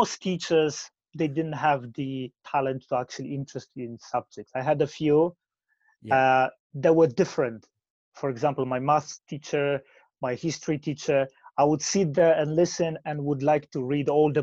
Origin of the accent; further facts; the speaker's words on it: Poland; English is a second language; moved away as an adult; now in United Kingdom; I grew up in Poland. I moved to UK when I was 22